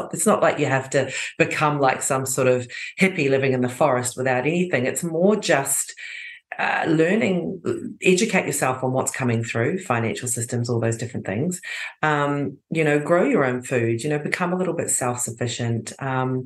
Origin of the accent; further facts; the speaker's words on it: New Zealand; now in Croatia; I was born in New Zealand